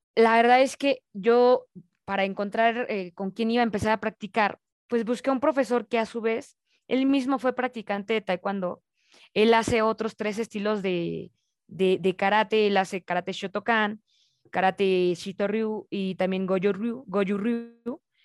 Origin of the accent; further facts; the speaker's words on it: Mexico; como mexicanos más bien, nos dicen